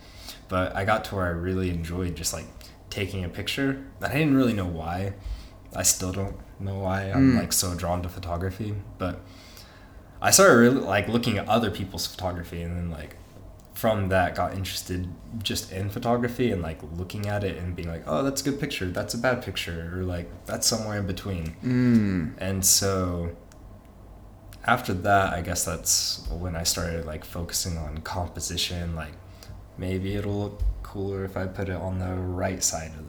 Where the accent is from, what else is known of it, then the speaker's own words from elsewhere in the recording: Amarillo, Texas, United States; also born or lived in Canyon, Texas; I was born and raised in Amarillo and went to school in Canyon